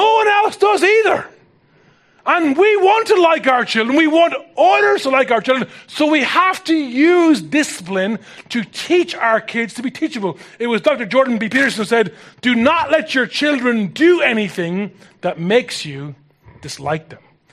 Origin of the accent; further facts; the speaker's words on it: Ireland; as an Irish person